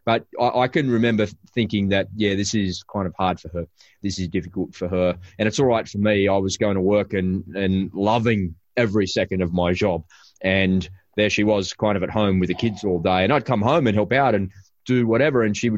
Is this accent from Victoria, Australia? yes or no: no; Sydney, New South Wales, Australia; because we're from Sydney.